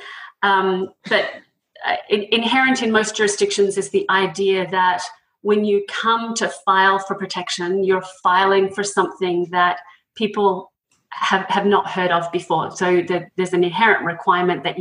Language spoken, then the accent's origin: English; Australia; moved away as an adult; now in United States; as you can tell from the accent, I'm originally from Australia, but came to the States around 20 years ago